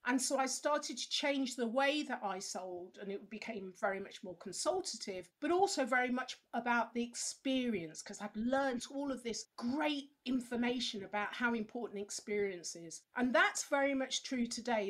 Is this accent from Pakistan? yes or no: no; England, United Kingdom; we English people